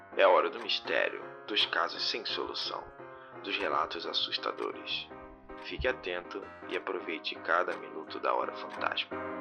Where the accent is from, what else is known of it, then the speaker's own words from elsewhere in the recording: Rio de Janeiro, Brazil; eu sou do Rio